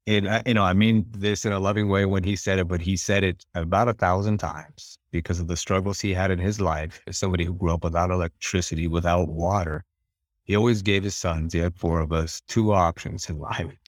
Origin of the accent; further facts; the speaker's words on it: western Montana, United States; where we're at in western Montana